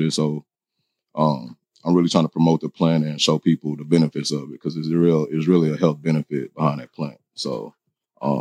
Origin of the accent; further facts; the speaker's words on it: Texas, United States; moved away as an adult; now in Los Angeles, United States; I'm an individual from Texas. Came here about 9 months ago